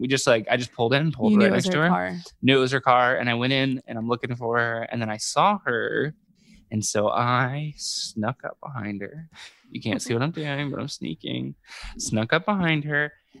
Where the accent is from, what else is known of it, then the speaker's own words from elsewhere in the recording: Dayton, Ohio, United States; moved away as an adult; now in Cleveland, United States; I'm from Dayton, like I just moved to Cleveland recently, like but I've like for the most part like grown up in Dayton, you know, I've been there for years.